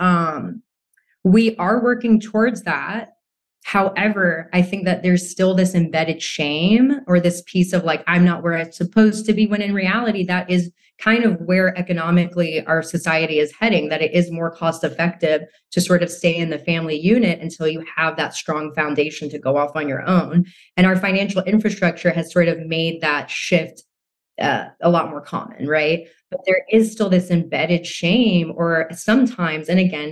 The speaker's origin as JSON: {"language": "English", "country": "United States", "tie": "born or raised there", "said": "I grew up in America, I grew up alongside Americans and a very westernized ideals"}